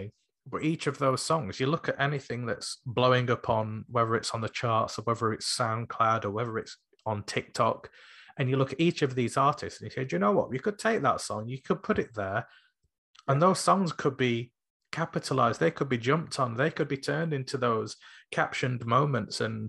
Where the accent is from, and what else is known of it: Sheffield, Yorkshire and the Humber, United Kingdom